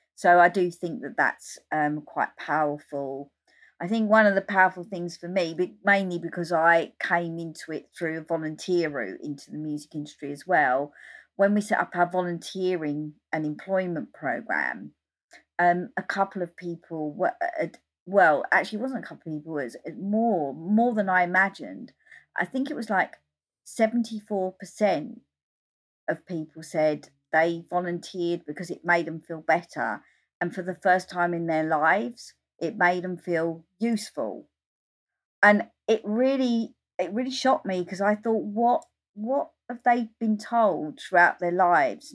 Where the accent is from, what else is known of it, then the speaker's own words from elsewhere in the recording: Essex, East of England, United Kingdom; also born or lived in London; since I was thirteen, I was travelling up from Essex to London to go to gigs